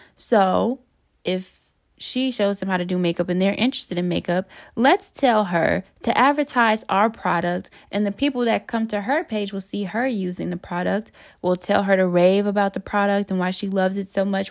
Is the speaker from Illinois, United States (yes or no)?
no; Detroit, Michigan, United States; moved away as an adult; also born or lived in North Carolina; I went to school in North Carolina, and I'm from Detroit.